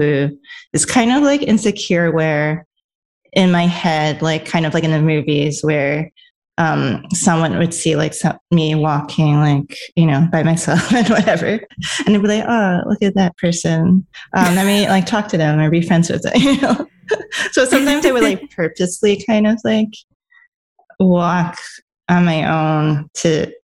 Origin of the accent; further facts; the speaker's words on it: New York City, New York, United States; also born or lived in Los Angeles; I'm a New Yorker